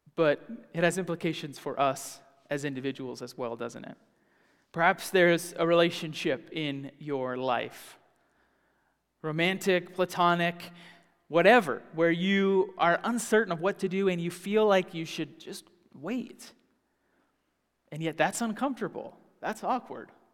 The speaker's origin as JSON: {"language": "English", "region": "the South", "country": "United States", "tie": "born or raised there", "moved": "yes", "said": "I grew up in the South"}